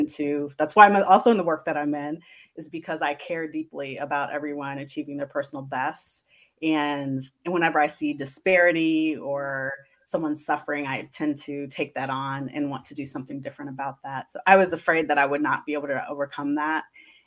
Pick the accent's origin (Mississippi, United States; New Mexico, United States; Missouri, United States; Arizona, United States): Missouri, United States; Kansas City; Yeah, I said because I went to predominantly white schools growing up that I wanted to do something a little different and attend a historically black college and university.